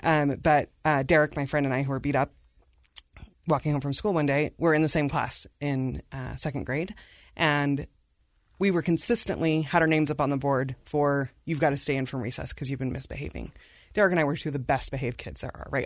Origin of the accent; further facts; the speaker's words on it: Davis County, Utah, United States; also born or lived in India / Salt Lake City, Utah; I've been at Davis County School Districts my whole public education